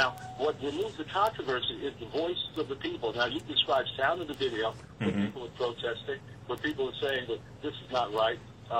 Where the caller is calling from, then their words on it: Monroe, United States; I'm calling from Monroe.